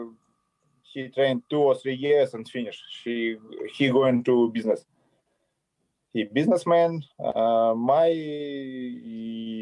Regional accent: Kharkiv, Kharkiv Oblast, Ukraine; English is a second language; I born in Soviet Union and I grew up in Soviet Union. Ukrainian Republic, Soviet Union.

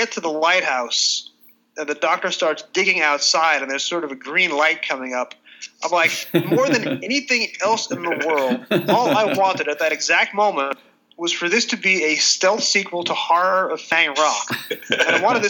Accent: United States; As an American kid growing up in the late 70s

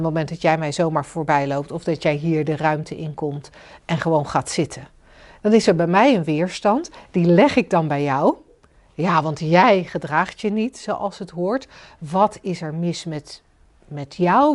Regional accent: Netherlands

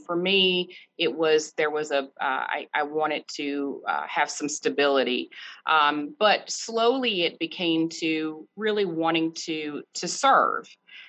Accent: Chapel Hill, North Carolina, United States; also born or lived in Durham, North Carolina; I grew up in Chapel Hill. That's where I grew up. However, my father is from Durham, and I still have family here in Durham.

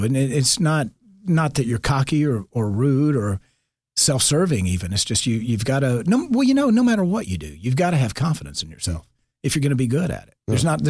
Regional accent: Marietta, Georgia, United States; I'm this redneck from Marietta that, you know, to me, acting was film and TV.

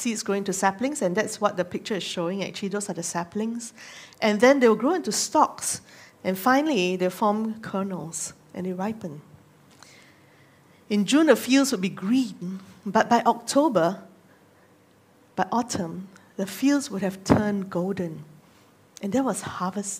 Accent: Singapore; moved away as an adult; also born or lived in Nagano, Japan; I grew up in Singapore, but I'm very thankful that I got to live in some of the more rural areas in Japan when I was serving there.

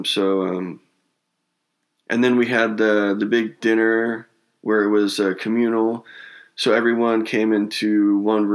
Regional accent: Northern California, United States; I grew up in Northern California

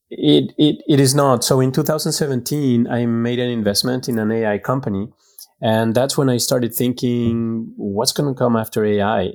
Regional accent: Mexico; also born or lived in France / Greece / Guatemala; now in Dallas, United States; I was born and raised in Mexico

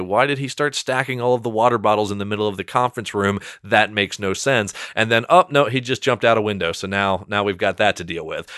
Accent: Salisbury, Maryland, United States; I grew up, so when I was saying Salisbury, Maryland

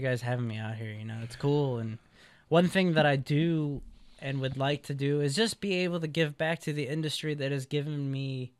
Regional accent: Midwest, United States; You know, she's from the Midwest. I'm from the Midwest, and now we're on the West Coast.

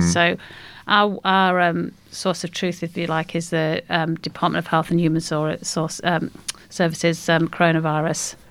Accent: Derbyshire, East Midlands, United Kingdom; moved away as an adult; now in Australia; I'm Derbyshire.

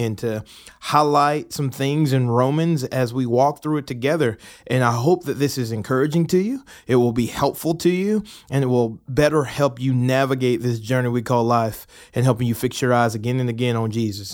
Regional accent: Atlanta, Georgia, United States; moved away as an adult; now in Murfreesboro, United States; I'm originally from Atlanta, Georgia, have been living in Murfreesboro for the last, I guess, two and a half years

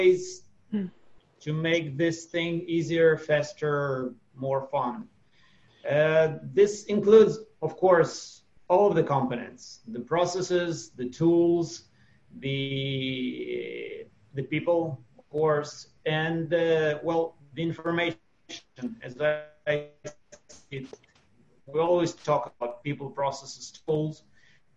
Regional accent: Russia; now in Israel; For the last 30 years, I've been living in Israel. Before that, I was born and brought up in Russia

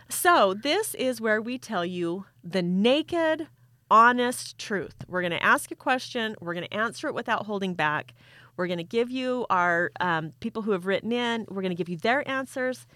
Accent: Utah, United States; I'm from Utah

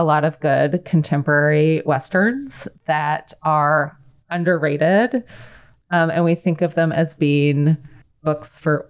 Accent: Colorado, United States; so I grew up in Colorado, which is the unbeachiest place you can imagine.

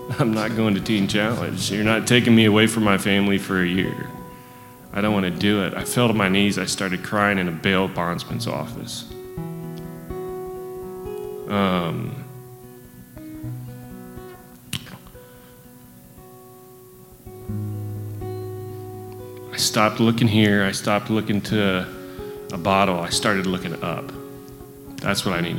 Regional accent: Northwest Ohio, United States; moved away; also born or lived in Aberdeen, North Carolina; I'm from Aberdeen, North Carolina. My whole life, I've been surrounded by alcoholics. I grew up in Northwest Ohio

